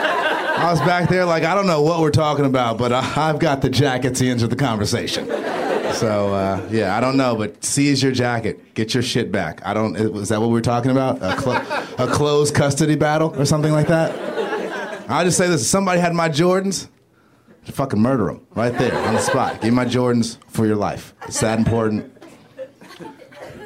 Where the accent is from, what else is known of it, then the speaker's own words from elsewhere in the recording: Los Angeles, California, United States; I'm from South Central, Stocker and Crenshaw.